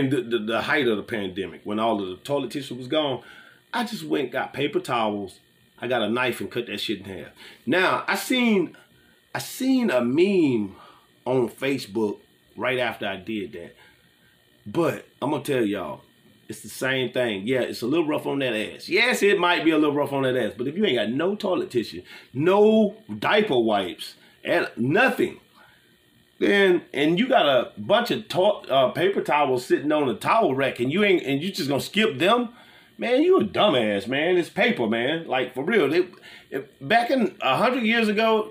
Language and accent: English; Gulf Coast, United States; I'm from the Gulf Coast.